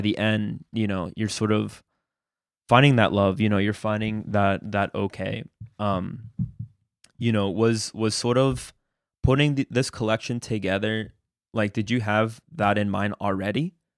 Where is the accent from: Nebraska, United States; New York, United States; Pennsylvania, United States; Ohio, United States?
Pennsylvania, United States; Lancaster; first language Spanish; English is a second language; I grew up here